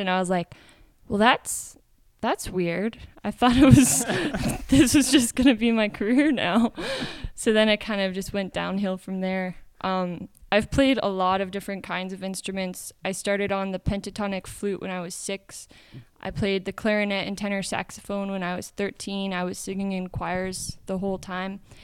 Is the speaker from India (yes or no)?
no; Midwest of Canada, Canadian Prairies, Canada; moved away as an adult; also born or lived in Phoenix, Arizona / Brazil; now in United States; I grew up in the Midwest of Canada